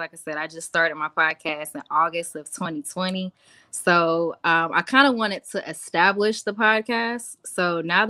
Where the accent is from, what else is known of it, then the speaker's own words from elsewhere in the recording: Columbia, South Carolina, United States; moved away as an adult; now in Charlotte, United States; I'm originally from Columbia, South Carolina, but I now reside in Charlotte, North Carolina.